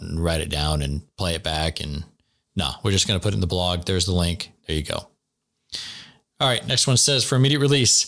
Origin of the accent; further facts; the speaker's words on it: Washington, United States; I'm from Washington State